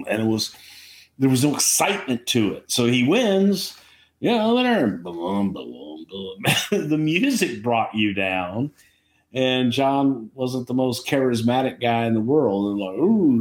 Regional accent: Houston, Texas, United States; in Houston. in my hometown

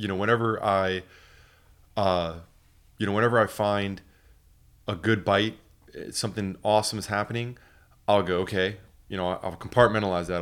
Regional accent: Port Orange, Florida, United States; also born or lived in New Smyrna Beach; growing up in the Port Orange and New Smyrna area here

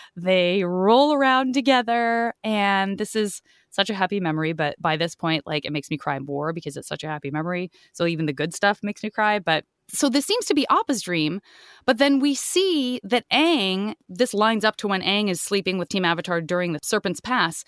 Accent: Arizona, United States; I'm from Arizona

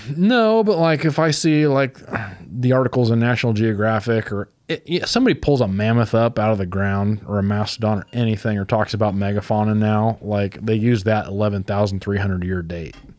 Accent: Fulton County, Illinois, United States; also born or lived in Knox County, Illinois / Alabama; when I was growing up in Fulton County

